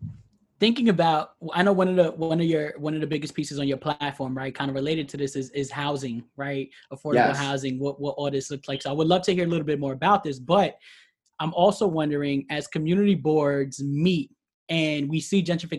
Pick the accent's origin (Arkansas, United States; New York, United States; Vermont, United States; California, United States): New York, United States; New York City; also born or lived in Pelham Parkway; I grew up in the South Bronx.